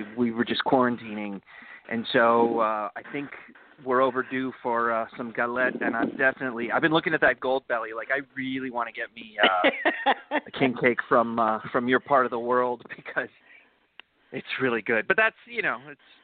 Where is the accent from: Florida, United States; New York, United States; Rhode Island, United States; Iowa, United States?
Florida, United States; Miami; I'm from Miami, not Florida. No. Miami, South Florida